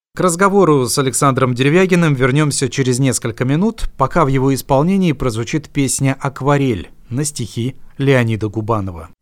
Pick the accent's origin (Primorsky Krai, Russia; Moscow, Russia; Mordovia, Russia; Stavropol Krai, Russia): Primorsky Krai, Russia; Arsenyev; now in Khabarovsk, Russia; Арсеньев – это моя малая родина. А. Я там родился